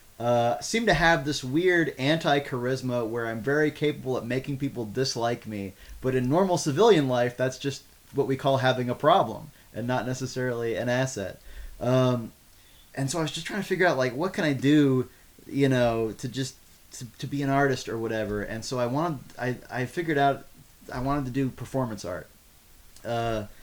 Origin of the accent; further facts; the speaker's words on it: Austin, Texas, United States; I grew up here in Austin